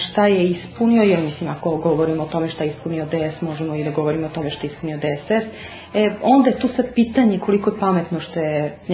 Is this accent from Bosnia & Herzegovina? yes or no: no; Belgrade, Serbia; ja dolazim kao muslimanka iz Beograda.